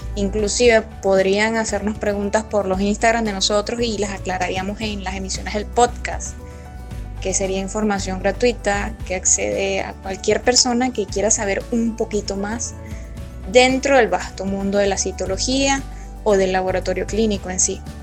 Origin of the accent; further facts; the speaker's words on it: Venezuela; Soy venezolana